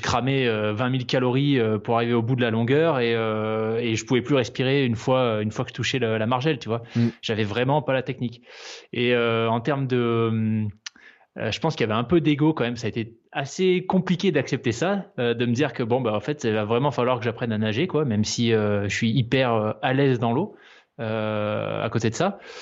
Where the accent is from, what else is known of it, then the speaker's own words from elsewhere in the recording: Provence-Alpes-Côte d'Azur, France; also born or lived in New Caledonia / Switzerland; now in Aix-en-Provence, France; J'ai grandi en Nouvelle-Calédonie, puis ensuite, une fois qu'on était euh, de retour en France métropolitaine, sur la Côte d'Azur.